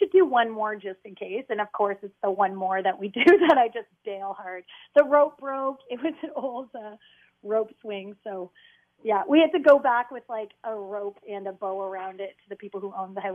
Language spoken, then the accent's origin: English; London, Ontario, Canada; It's my hometown